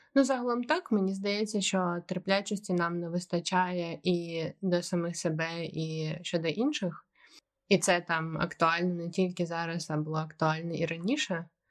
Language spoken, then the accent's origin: Ukrainian; Ukraine; moved away as an adult; я з України